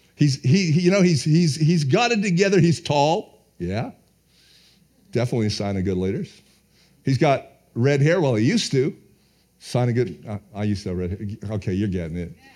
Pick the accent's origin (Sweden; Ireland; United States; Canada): Canada; being a Canadian